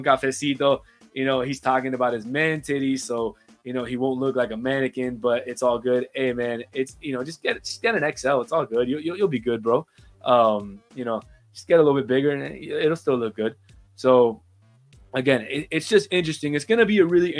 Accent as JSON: {"language": "English", "country": "Uruguay", "said": "I'm from Uruguay"}